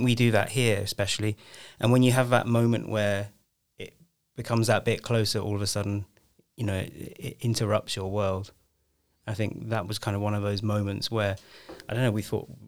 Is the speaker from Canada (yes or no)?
no; Guildford, South East England, United Kingdom; also born or lived in Aldershot; I grew up in Guildford